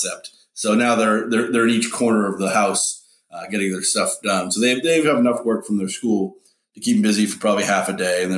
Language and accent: English; Wellesley, Massachusetts, United States; I grew up in Wellesley, Mass